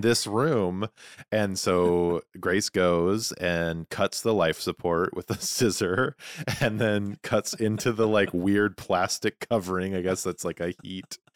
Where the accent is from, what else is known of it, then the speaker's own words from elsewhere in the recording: Montana, United States; growing up in Montana